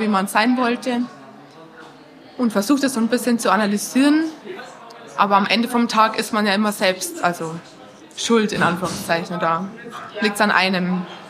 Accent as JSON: {"language": "German", "town": "Rosenheim", "region": "Bavaria", "country": "Germany", "said": "ich war aus Rosenheim"}